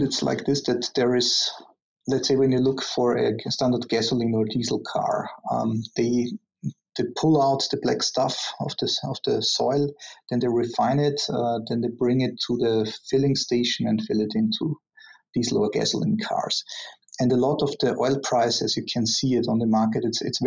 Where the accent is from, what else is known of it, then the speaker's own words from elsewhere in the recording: Austria; moved away; I'm originally from Austria